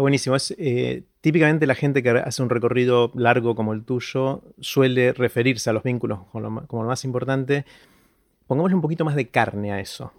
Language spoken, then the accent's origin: Spanish; Argentina; soy argentino